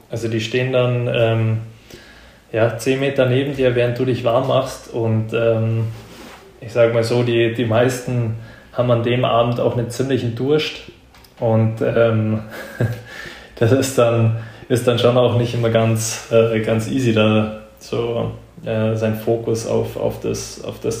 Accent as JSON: {"language": "German", "country": "Germany", "said": "Aber jetzt als Deutscher, ähm, nee."}